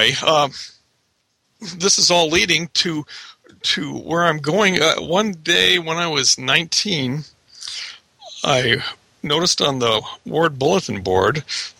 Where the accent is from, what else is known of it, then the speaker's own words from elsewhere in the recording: Anaheim, California, United States; I hail from Anaheim, the Anaheim First Ward, and grew up in the church.